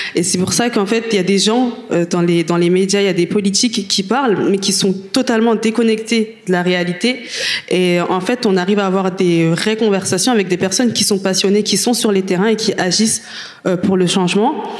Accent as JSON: {"language": "French", "country": "France", "said": "on est française, on a vécu en France, on a fait nos études"}